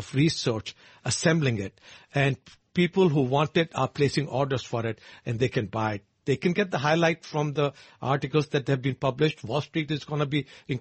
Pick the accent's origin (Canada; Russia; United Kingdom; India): India; moved away; I know it from being my home country